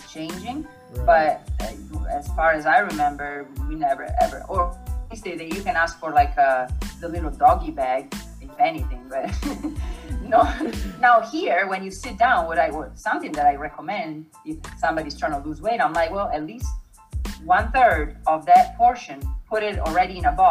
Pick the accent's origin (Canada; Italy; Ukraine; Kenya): Italy; born or raised there; moved away as an adult; now in United States